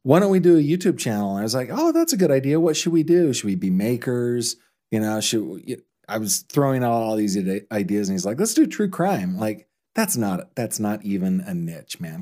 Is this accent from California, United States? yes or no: yes; Orangevale, California, United States; I grew up in Orangevale, but I could spit on Citrus Heights from my